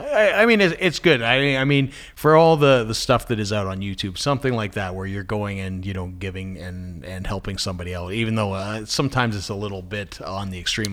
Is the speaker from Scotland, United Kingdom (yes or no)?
yes; Scotland, United Kingdom; I'm from Scotland